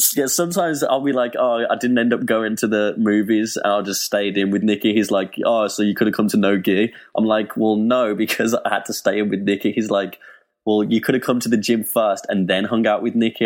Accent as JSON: {"language": "English", "town": "Birmingham", "region": "West Midlands", "country": "United Kingdom", "said": "England, Birmingham, England"}